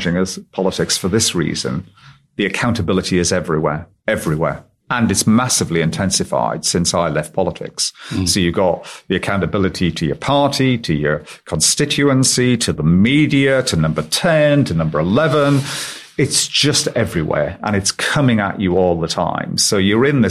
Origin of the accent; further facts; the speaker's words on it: the North East, North East England, United Kingdom; I'm from the Northeast. I still live in the Northeast. It's my home. It always has been.